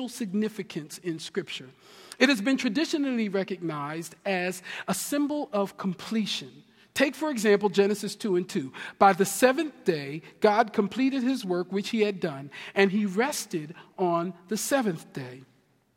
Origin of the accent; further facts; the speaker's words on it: Camden, New Jersey, United States; I'm from Camden, New Jersey